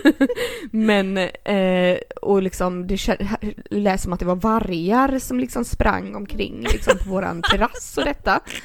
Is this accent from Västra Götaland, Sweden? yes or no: yes; Gothenburg, Västra Götaland, Sweden; vi är från Göteborg